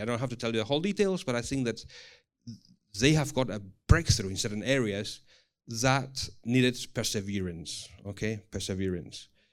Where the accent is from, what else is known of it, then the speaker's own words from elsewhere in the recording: Spain; English is a second language; moved away; also born or lived in Singapore; I come from Spain, but then thirteen years in Singapore.